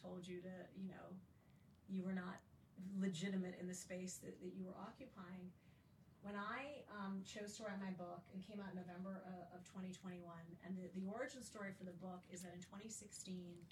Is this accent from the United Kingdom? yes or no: no; Saudi Arabia; also born or lived in Kalamazoo, Michigan, United States; now in United States; I was Muslim and growing up in Saudi Arabia